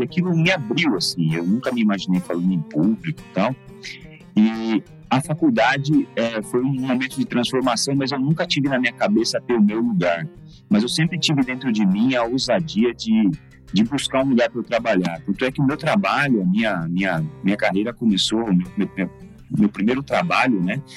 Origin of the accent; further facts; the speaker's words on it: Suzano, São Paulo, Brazil; also born or lived in Mogi das Cruzes; Nasci em Mogi das Cruzes, mas só porque o hospital era em Mogi das Cruzes, mas fui criado em Suzano completamente